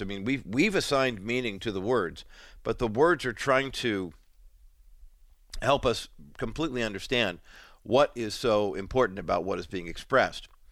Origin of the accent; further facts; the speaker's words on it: California, United States; accent: Californian; I grew up in America, I speak Californian